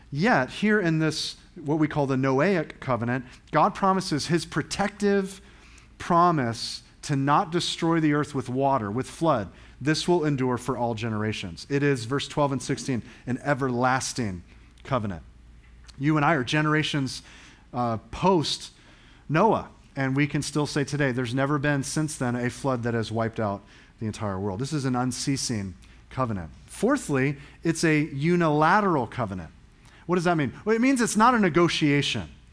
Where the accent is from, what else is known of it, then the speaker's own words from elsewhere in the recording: England, United Kingdom; I'm an English guy